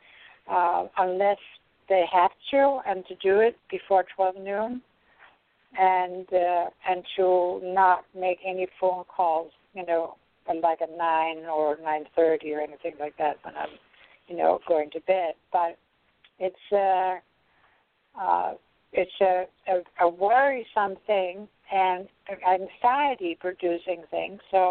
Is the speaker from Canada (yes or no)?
no; Denmark; moved away; I come from Denmark. We have had beets on the table every lunch and dinner